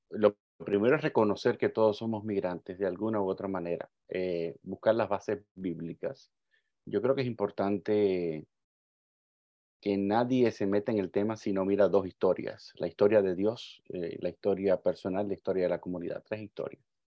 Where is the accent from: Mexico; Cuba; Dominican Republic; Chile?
Cuba; yo soy un cubano